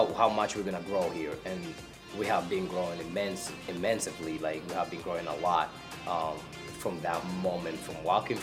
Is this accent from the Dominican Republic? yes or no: yes; Dominican Republic; moved away as an adult; now in Kenosha, United States; I'm from the Dominican Republic. I got here to this country 8 years ago with my wife and my kids